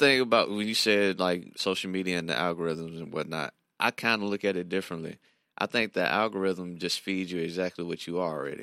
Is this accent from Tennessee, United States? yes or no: yes; Nashville, Tennessee, United States; my hometown, Nashville